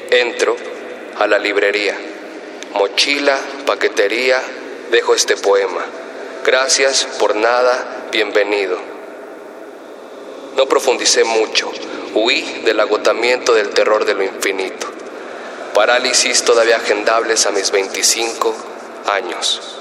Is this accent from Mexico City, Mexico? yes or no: yes; Mexico City, Mexico; born there; tengo 25 años, nací en Ciudad de México, soy autodidacta, soy poeta, MC y narrador